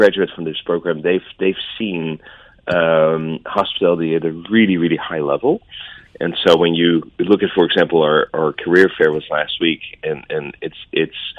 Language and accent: English; Netherlands; moved away; I'm from Holland.